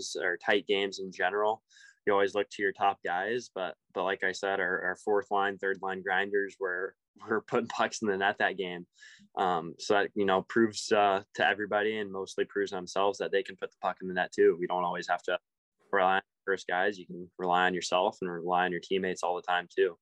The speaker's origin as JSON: {"language": "English", "town": "Denver", "region": "Colorado", "country": "United States", "tie": "born or raised there", "moved": "yes", "lives_now": "Everett, United States", "said": "I grew up there"}